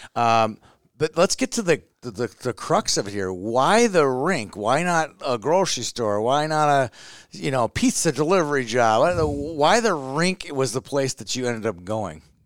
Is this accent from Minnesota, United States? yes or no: yes; Minneapolis, Minnesota, United States; I grew up in Minneapolis